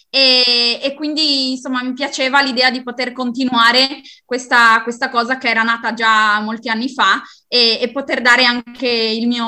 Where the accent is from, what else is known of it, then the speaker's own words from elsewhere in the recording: Fagagna, Friuli-Venezia Giulia, Italy; Io vengo da Fagagna, in provincia di Udine.